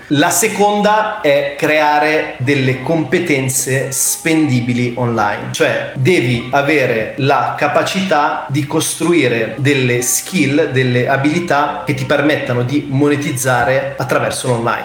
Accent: Italy; siamo cresciuti in Italia

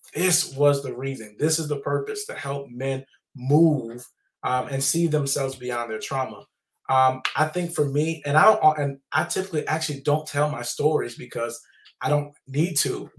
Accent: the South, United States; I grew up in the South

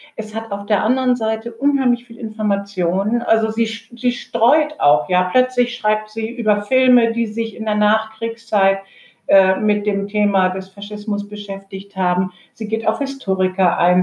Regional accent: Germany; eher als Europäerin aufgewachsen, denn als Deutsche

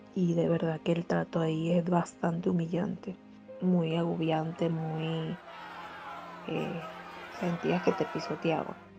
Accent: Cumaná, Sucre, Venezuela; moved away as an adult; now in Peru; del estado de donde yo soy, porque soy de Cumaná, Estado Sucre.

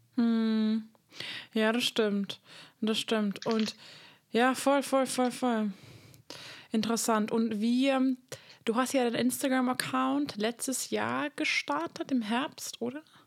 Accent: Hungary; moved away; ich komme aus Ungarn

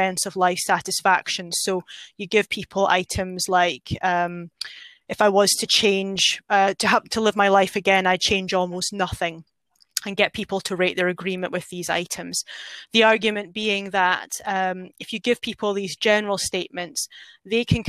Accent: Scotland, United Kingdom; moved away; I'm a Scottish person

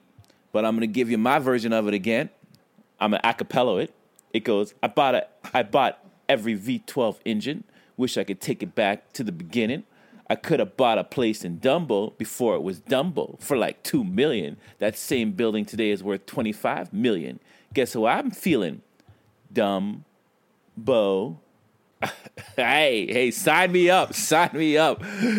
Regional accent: Brooklyn, New York, United States; I am from Brooklyn.

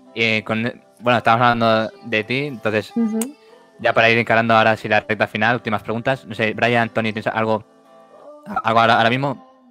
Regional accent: Barcelona, Catalonia, Spain; somos de Barcelona

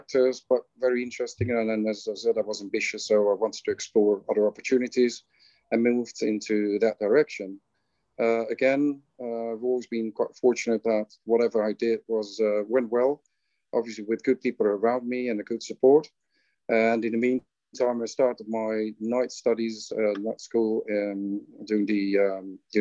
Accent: Netherlands; moved away as an adult; now in Qatar; I hail from the Netherlands. And I came to Qatar in 2015.

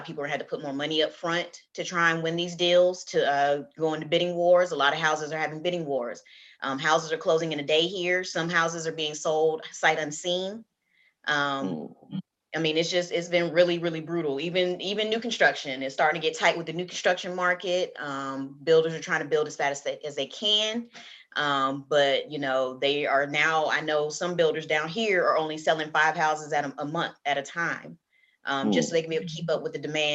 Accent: the South, United States; I'm from the South, so we say NACA down here.

